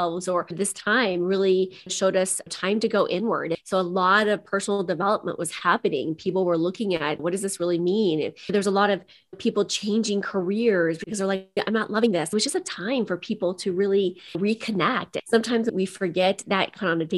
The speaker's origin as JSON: {"language": "English", "region": "Midwest", "country": "United States", "tie": "born or raised there", "said": "I come from the Midwest. So I grew up in the country."}